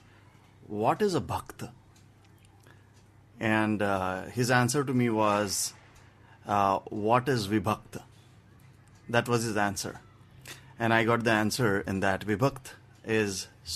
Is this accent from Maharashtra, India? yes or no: yes; Maharashtra, India; now in Mumbai, India; in my hometown, it's a very simple place